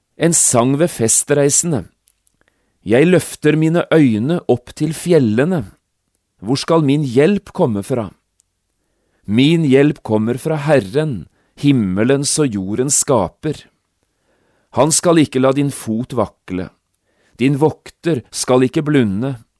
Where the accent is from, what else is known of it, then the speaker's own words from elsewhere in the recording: Notodden, Telemark, Norway; i mitt eget barndomshjem, hjemme på Notodden